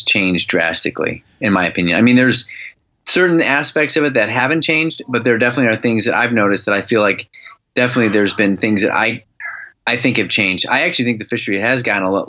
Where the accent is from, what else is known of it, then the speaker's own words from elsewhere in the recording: Illinois, United States; moved away as an adult; now in Michigan, United States; I grew up in Illinois. Honestly, I lived in Illinois until I was 30, and then I moved to Michigan